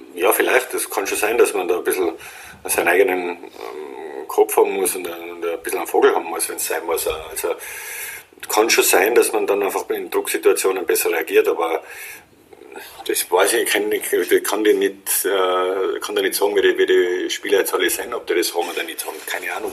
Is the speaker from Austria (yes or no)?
yes; Austria; als Österreicher